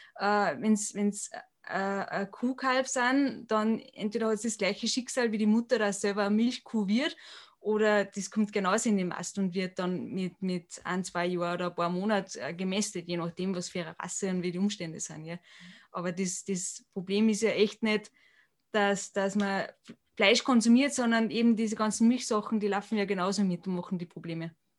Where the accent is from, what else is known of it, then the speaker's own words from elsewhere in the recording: Austria; bei uns in Europa oder in Österreich